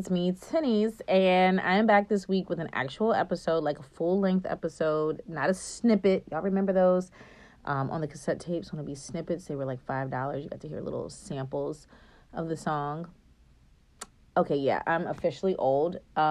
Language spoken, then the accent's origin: English; Japan; born there; I was born in Japan, and so my parents bought this beautiful, like, it's not china, but it's like some type of dish that you bake